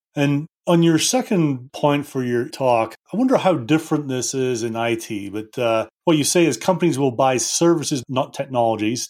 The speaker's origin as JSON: {"language": "English", "country": "United Kingdom", "moved": "yes", "lives_now": "Denver, United States", "said": "Being a Brit"}